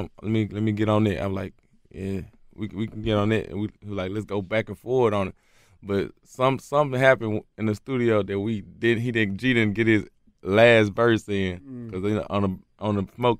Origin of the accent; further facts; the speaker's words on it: Memphis, Tennessee, United States; I'm from Memphis.